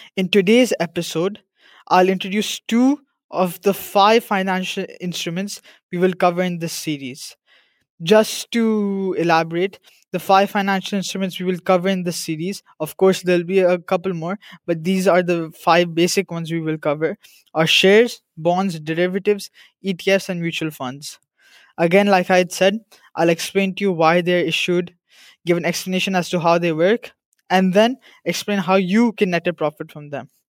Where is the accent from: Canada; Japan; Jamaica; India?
India; I'm from India